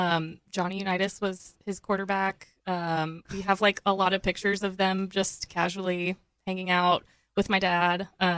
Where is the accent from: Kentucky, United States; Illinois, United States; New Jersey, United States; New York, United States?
New Jersey, United States; born there; So I was born in New Jersey, and I think most of my childhood early on, they were kind of trying to decide, do we want to focus on raising our family up here or go back down to Texas?